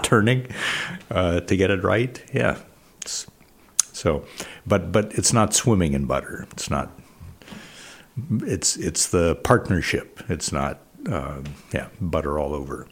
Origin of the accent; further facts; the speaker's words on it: Illinois, United States; moved away; I grew up in Illinois, great corn in Illinois